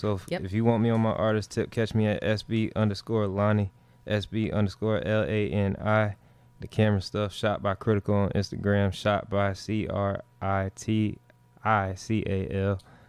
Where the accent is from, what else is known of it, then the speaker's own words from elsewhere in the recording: Sarasota, Florida, United States; I'm from Sarasota, Florida.